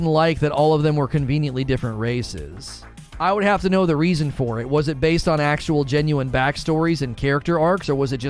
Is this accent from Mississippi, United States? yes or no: no; Bronx, New York, United States; Me, I'm from the Bronx.